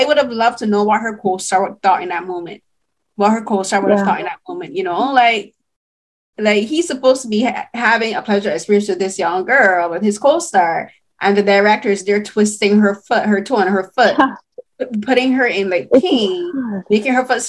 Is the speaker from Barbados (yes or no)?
yes; Barbados; growing up in Barbados, like, we saw the Calvin Klein ads in, like, the local Cave Shepherd